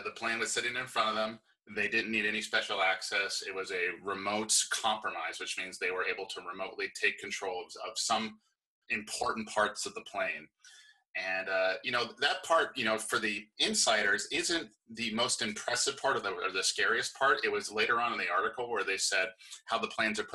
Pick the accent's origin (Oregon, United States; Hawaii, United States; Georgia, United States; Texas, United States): Hawaii, United States; I'm from Hawaii, and it's a very fighting culture. And I grew up kickboxing